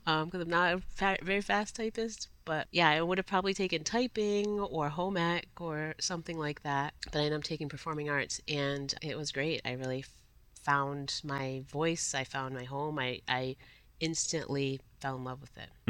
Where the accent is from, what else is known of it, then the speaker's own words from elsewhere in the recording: Providence, Rhode Island, United States; I was a Providence public school kid, literally beginning to end, from Head Start through Rhode Island College